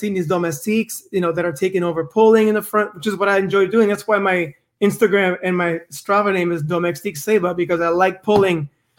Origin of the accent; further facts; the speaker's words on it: West Coast, United States; Because I am from the West Coast